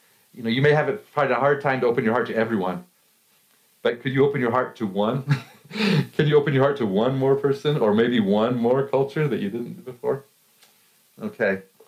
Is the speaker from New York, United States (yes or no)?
no; Colorado, United States; You know, I'm from Colorado, and I love mountains.